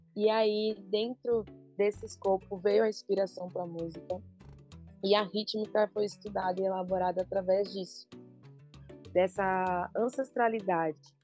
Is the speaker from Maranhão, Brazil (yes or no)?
no; São Paulo, Brazil; Eu sou de São Paulo, mas eu trago essa ancestralidade da Bahia